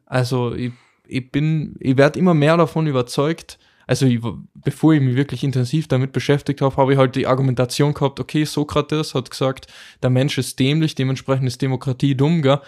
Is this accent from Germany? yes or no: no; Austria; bei uns in Österreich